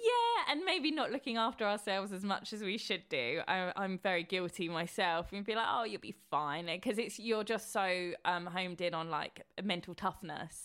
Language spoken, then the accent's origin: English; Horsham, South East England, United Kingdom; I grew up in Horsham